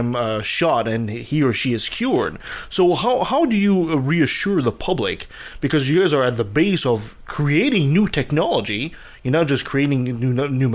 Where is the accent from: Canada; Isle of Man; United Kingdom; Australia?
Canada; being Canadian